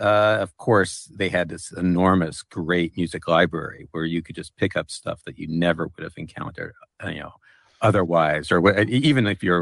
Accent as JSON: {"language": "English", "town": "Chapel Hill", "region": "North Carolina", "country": "United States", "tie": "born or raised there", "said": "I grew up in Chapel Hill, North Carolina, which for those of you who don't know it, is a liberal college town in the South."}